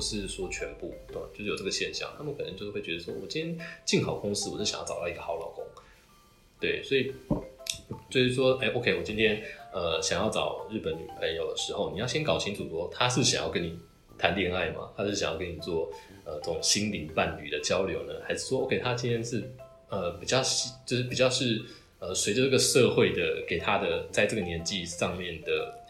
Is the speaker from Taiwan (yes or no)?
yes; Taiwan; 我是一个台湾人